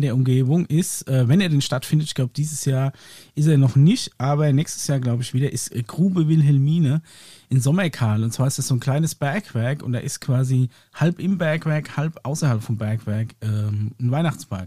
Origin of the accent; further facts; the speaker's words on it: Aschaffenburg, Bavaria, Germany; Bei uns in Aschaffenburg